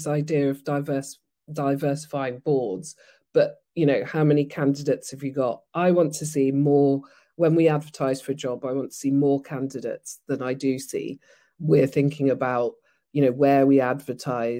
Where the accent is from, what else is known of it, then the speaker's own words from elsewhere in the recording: Nigeria; moved away; I grew up in Nigeria, and then I went to basically a not so good state school